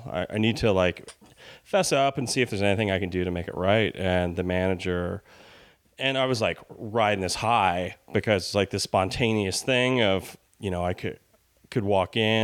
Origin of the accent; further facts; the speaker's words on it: Albany, New York, United States; moved away as an adult; also born or lived in Los Angeles; I'm from Albany, New York